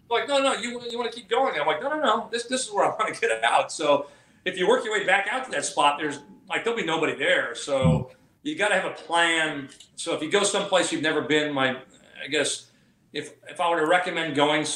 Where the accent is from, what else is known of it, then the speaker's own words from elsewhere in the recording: Southern California, United States; I'm from Southern California where we don't have a lot of humidity